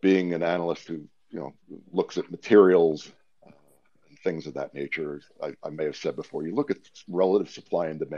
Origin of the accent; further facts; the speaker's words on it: Westchester, New York, United States; moved away as an adult; also born or lived in Maryland; now in Pennsylvania, United States; as somebody who spent most of the first 30 years of their life growing up in Westchester